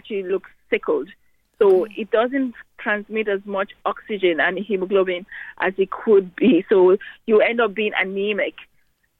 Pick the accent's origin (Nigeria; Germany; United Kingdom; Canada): Nigeria; now in Ireland; I was born in Nigeria, but I've been in Ireland for almost 20 years.